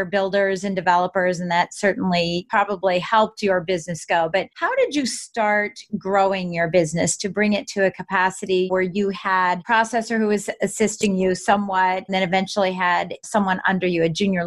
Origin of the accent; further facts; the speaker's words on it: northern Virginia, United States; So we're both from Virginia. I'm from the northern part.